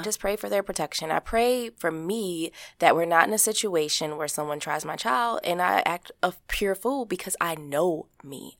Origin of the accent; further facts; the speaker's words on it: Baltimore, Maryland, United States; growing up in Baltimore, Maryland, as a kid, as a teenager